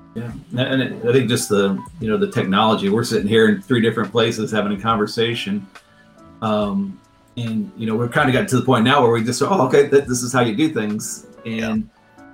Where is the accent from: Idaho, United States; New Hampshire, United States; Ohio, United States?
Ohio, United States; also born or lived in Columbus, Ohio / Yellow Springs, Ohio / Cleveland, Ohio; I grew up in in Ohio.